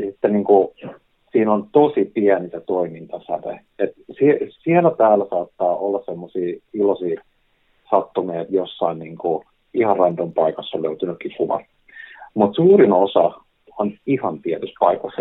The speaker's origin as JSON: {"language": "Finnish", "town": "Helsinki", "region": "Uusimaa", "country": "Finland", "tie": "born or raised there", "said": "mun kotikaupunki, niin Helsingin"}